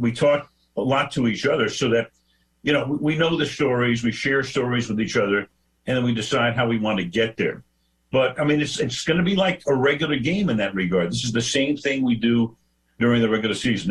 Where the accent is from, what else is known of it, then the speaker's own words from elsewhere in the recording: Los Angeles, California, United States; this is my hometown